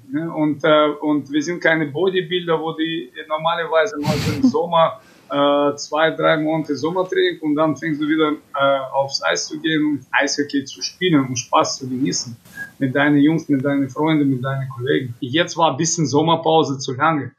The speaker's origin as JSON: {"language": "German", "country": "Kazakhstan", "tie": "born or raised there", "also_born_or_lived": "Iserlohn, Germany", "moved": "yes", "lives_now": "Krefeld, Germany", "said": "ich bin in Kasachstan geboren und früher war mein Kasachstan Heimat"}